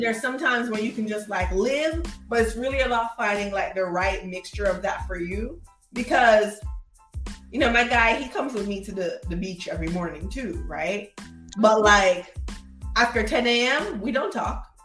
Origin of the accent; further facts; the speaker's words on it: Kingston, Jamaica; moved away; also born or lived in Florida, United States; I'm a Jamaican kid